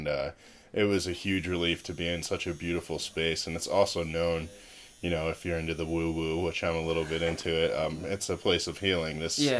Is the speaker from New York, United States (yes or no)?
no; Connecticut, United States; moved away as an adult; now in Santa Fe, United States; I'm from Connecticut for the record. Born and raised and spent most of my time there